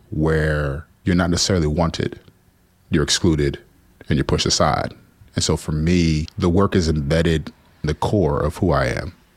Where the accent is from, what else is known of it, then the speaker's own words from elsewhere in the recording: New Jersey, United States; also born or lived in Houston, Texas; We moved to Jersey after some tumultuous things there and primarily raised by my grandparents.